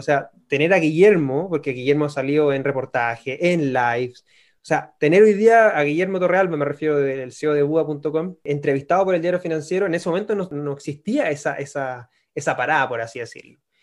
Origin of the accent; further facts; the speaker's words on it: Concepción, Biobío, Chile; moved away as an adult; now in Santiago, Chile; soy nacido en Concepción, me vine a Santiago después del terremoto, estaba trabajando en Concepción